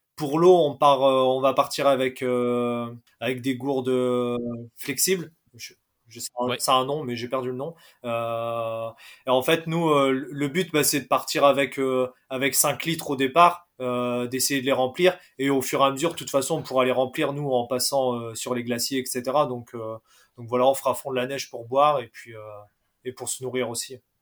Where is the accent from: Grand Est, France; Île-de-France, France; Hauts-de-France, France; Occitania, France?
Hauts-de-France, France; Valenciennes; moi je suis de Valenciennes